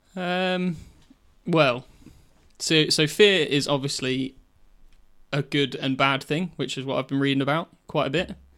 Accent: King's Lynn, East of England, United Kingdom; the mart in Kings Lynn, where we're from.

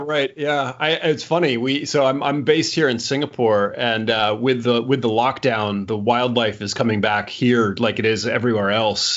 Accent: United States; I'm American. I was born in America.

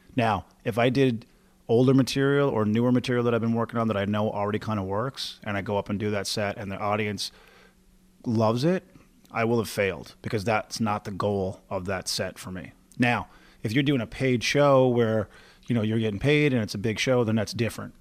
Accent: Newfoundland and Labrador, Canada; moved away as an adult; also born or lived in Halifax; I moved away from Newfoundland to go find a stand-up career. So I kinda had to leave home from the beginning.

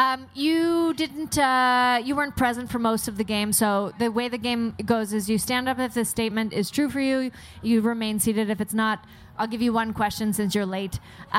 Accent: Halifax, Nova Scotia, Canada; we're from Halifax, Nova Scotia, or Prince Edward Island, Nova Scotia.

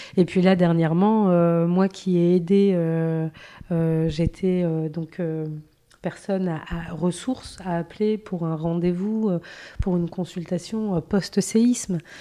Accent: France; also born or lived in Morocco; moi qui suis euh, franco-marocaine

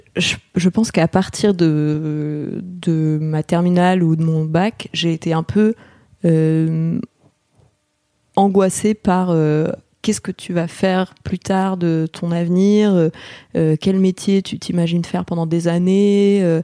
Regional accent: Grenoble, Auvergne-Rhône-Alpes, France; also born or lived in Paris; je suis née à Paris. Mais euh, après, mes parents ont, déménagé assez rapidement à Grenoble et donc j'ai passé euh, de mes 3 ans à mes 18 ans euh, à Grenoble

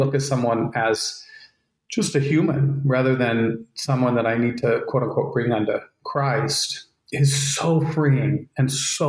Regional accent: Utah, United States; I grew up in Utah for the most part, in a small town

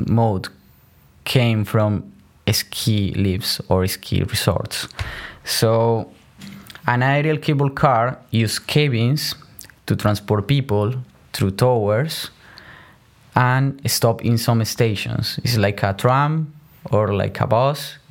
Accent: Colombia; moved away as an adult; now in Netherlands; I am from Colombia.

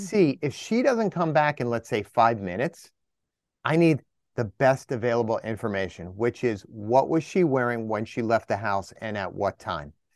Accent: New Jersey, United States; up here in the Northeast, I'm from Jersey

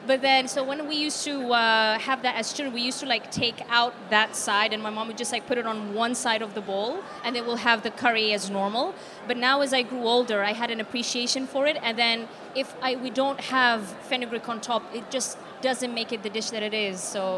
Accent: Yemen; moved away as an adult; now in United Kingdom; I was born and raised in Yemen, and I came here about 4 years ago.

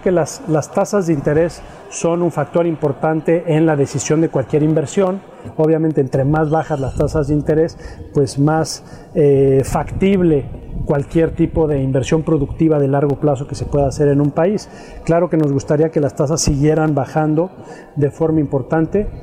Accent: Mexico; como mexicanos

